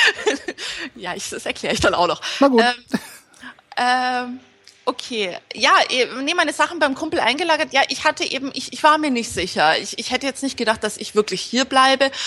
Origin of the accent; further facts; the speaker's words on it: Munich, Bavaria, Germany; moved away as an adult; now in Antalya, Turkey; ich komme aus München